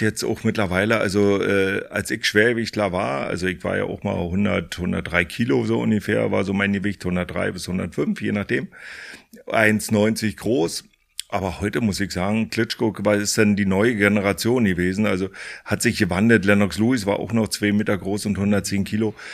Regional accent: Fürstenwalde, Brandenburg, Germany; ich komme ja aus der ehemaligen DDR, äh, bin groß geworden in Fürstenwalde, das ist hier auch gleich um der Ecke

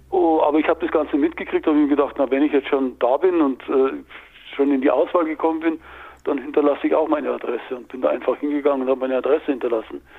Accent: Gliwice, Silesian Voivodeship, Poland; Na gut, ich komme aus Gleiwitz. Das war mhm. ja da, früher war das ja Deutschland und dann ist es von den Polen besetzt worden

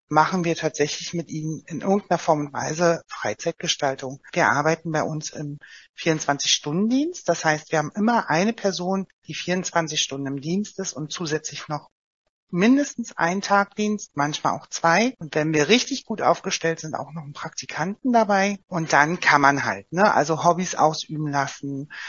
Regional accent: Oranienburg, Brandenburg, Germany; also bei uns, ich komme ja selbst aus Oranienburg, da ist es als Beispiel jetzt auch der Landkreis Oberhavel

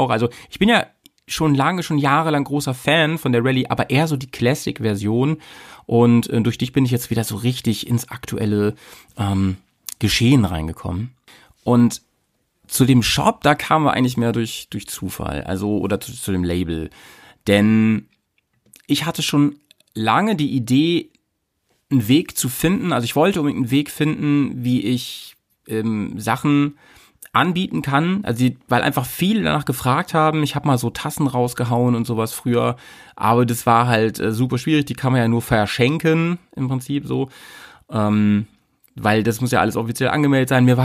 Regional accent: Hanover, Lower Saxony, Germany; in Hannover getroffen, in deiner Heimat und äh, meiner alten Heimat

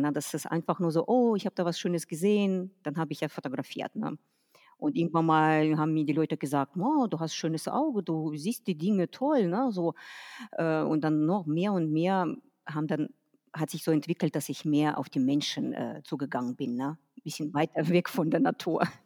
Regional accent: Detmold, North Rhine-Westphalia, Germany; also born or lived in Kazakhstan; komme aus Detmold, äh, geboren bin ich in Kasachstan. So seit 94 sind wir hier in Deutschland

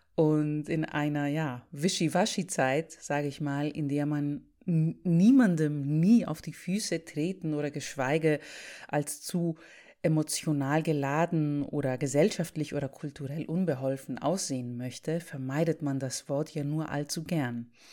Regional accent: Greece; moved away; Ich bin gerade zu Besuch in meinem Heimatland, um die Familie zu sehen

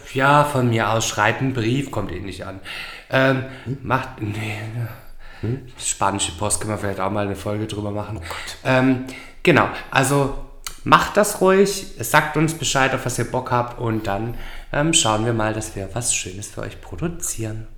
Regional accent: Swabia, Germany; moved away as an adult; now in Gran Canaria, Spain; ich bin Schwabe

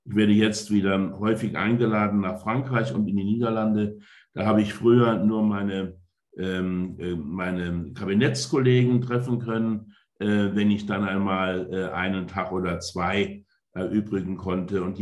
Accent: Saarland, Germany; moved away as an adult; als ich 1990 äh, mit meinem kleinen Ford Escort aufgebrochen bin aus dem Saarland nach Brüssel, da bin ich aus einer eher ländlichen äh, Bergarbeitergemeinde aufgebrochen in eine europäische Großstadt

